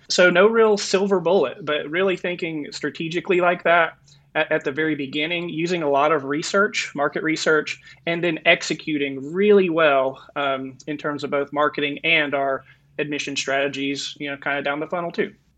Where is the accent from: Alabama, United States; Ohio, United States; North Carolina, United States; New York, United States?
North Carolina, United States; moved away as an adult; also born or lived in Florida / California; now in Arizona, United States; I'm actually from North Carolina and then went to college in Florida, spent about 10 years in California. And now I'm in Arizona